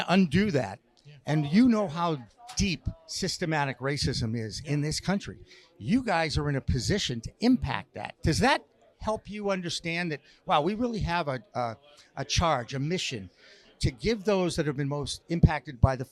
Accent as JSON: {"language": "English", "town": "Newton", "region": "Massachusetts", "country": "United States", "tie": "born or raised there", "also_born_or_lived": "Newark, New Jersey", "said": "That's where I lived, but I was born in Newark, New Jersey in 1957, and my parents gave me Newton at age 4."}